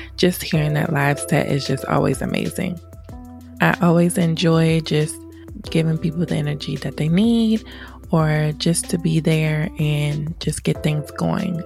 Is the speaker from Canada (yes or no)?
no; Laurel, Maryland, United States; also born or lived in Washington, D.C.; I lived in PG County all my life, so I rep that Pretty Girl County. I claim Laurel, Maryland because I've been there forever